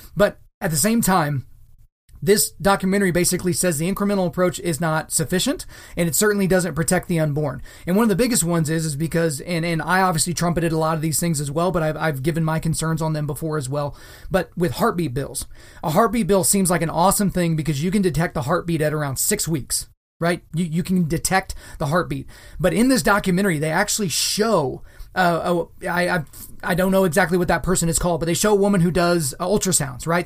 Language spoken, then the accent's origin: English; Oklahoma, United States; my home state, the state that I'm currently living in, the state of Oklahoma